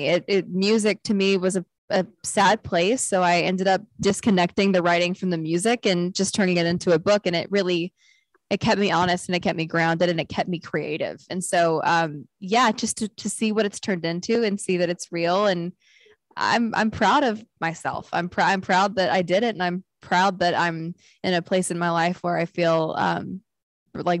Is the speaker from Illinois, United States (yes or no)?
no; Knoxville, Tennessee, United States; moved away; he's my hometown hero